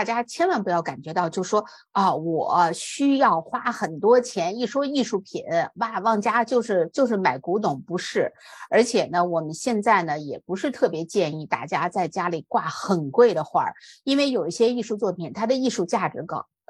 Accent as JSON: {"language": "Chinese", "country": "China", "said": "但是我们作为中国人来讲呢，这个是我们生活当中不能回避的事情"}